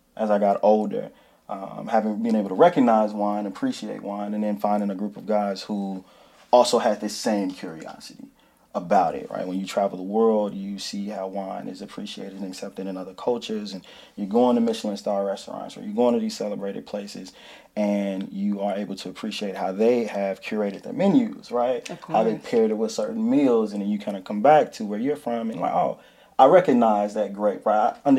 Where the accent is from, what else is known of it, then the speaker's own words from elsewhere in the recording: Chicago, Illinois, United States; I am originally from Chicago.